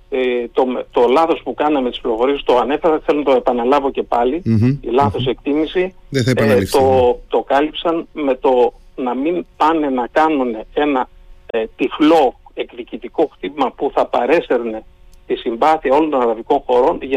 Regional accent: Greece; είμαι Έλληνα.

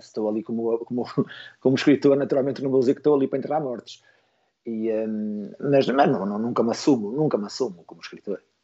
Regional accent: Esposende, Norte, Portugal; sou natural de Bolinhos, Esposende

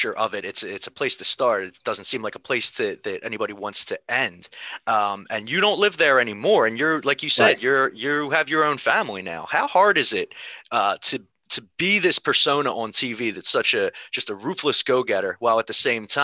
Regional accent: Philadelphia, Pennsylvania, United States; I'm from Philadelphia

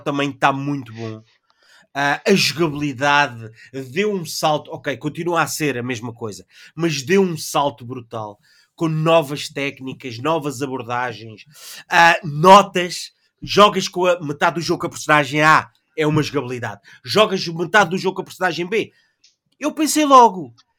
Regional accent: Portugal

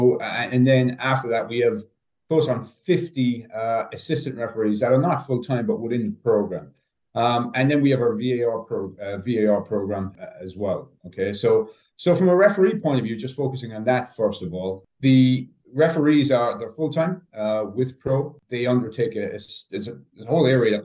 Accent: Ireland; moved away as an adult; now in United States; I'm from Ireland originally. I refereed in the League of Ireland back home

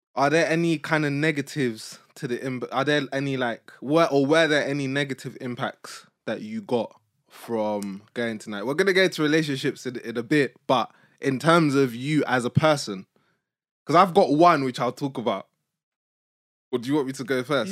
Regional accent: United Kingdom; accent: British; also born or lived in Nigeria; I would speak in my British accent

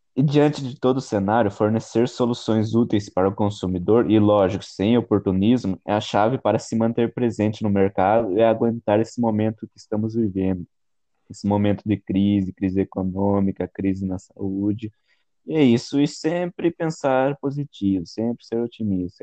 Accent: Cerquilho, São Paulo, Brazil; sou da cidade de Serquilho, São Paulo

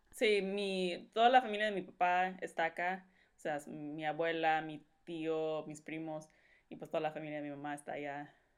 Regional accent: Los Angeles, California, United States; first language Spanish; also born or lived in Puruándiro, Michoacán, Mexico; nos venimos acá, a los Estados Unidos, pero a California, allá a Los Ángeles

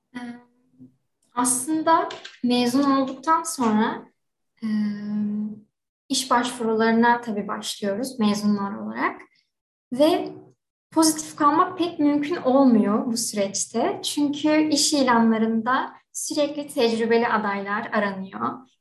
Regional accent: İzmir, Turkey; 1997 İzmir doğumluyum

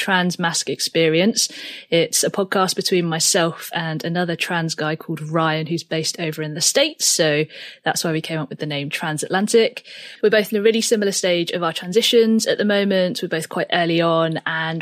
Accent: United Kingdom; I am a British-born Chinese transgender filmmaker and photographer

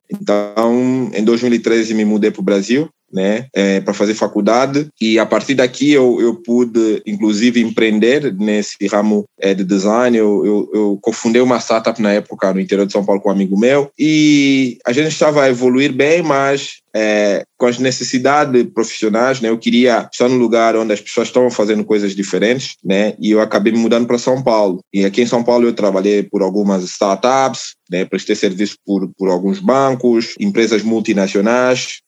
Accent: Angola; moved away as an adult; also born or lived in Luanda; now in Brazil; eu sou de Angola, né? Eu sou naturalmente de Angola. Eu, eu fui nascido em Angola, né? É, provavelmente de Luanda, né? Capital

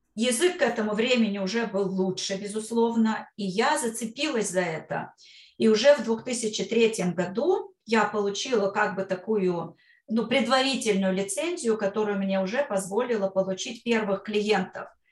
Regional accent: Kostroma, Kostroma Oblast, Russia; moved away as an adult; also born or lived in Brooklyn, New York; now in New York, United States; когда я возвращалась в свою родную Кострому, э, я из Костромы родом

